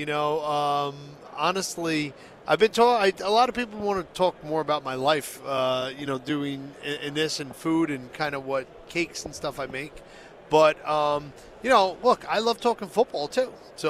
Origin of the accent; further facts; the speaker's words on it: Sea Bright, New Jersey, United States; So I'm a Seabright guy.